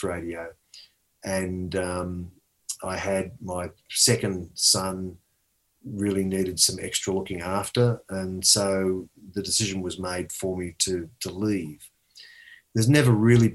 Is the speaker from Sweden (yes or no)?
no; Australia; I was born in Australia, but my ancestral roots going back 1,000 years, no joke, going back 1,000 years, Yorkshire.